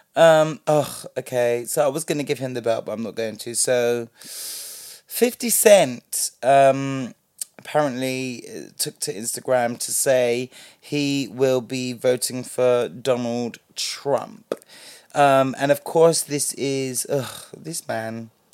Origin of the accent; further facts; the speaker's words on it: London, United Kingdom; a black British person who grew up, me personally, partially in London